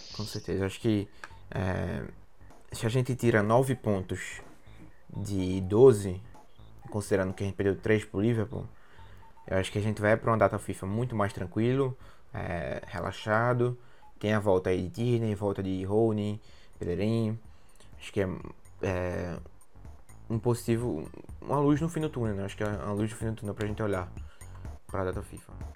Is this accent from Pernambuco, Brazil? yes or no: yes; Pernambuco, Brazil; na minha terra, é, terra Pernambuco